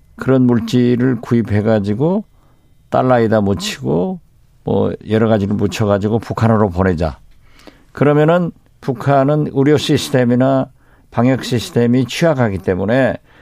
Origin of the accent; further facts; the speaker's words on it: Jindo, South Jeolla, South Korea; moved away; 저희 고향 진도에서 자고